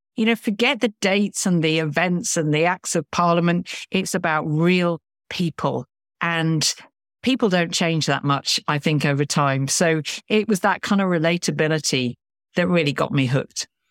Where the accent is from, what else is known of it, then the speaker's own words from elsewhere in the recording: Lincoln, East Midlands, United Kingdom; I grew up in Lincoln, which, um, is an incredibly historic town in the sort of Midlands of England